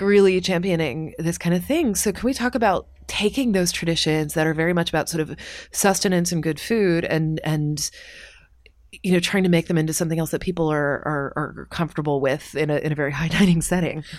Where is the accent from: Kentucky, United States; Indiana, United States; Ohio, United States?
Kentucky, United States; I'm from Kentucky